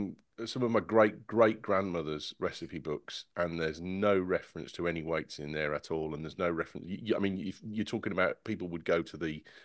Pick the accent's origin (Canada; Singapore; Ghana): Singapore; now in United States; I'm still from Singapore. I was from Singapore 10 minutes ago, and I'm still from Singapore now.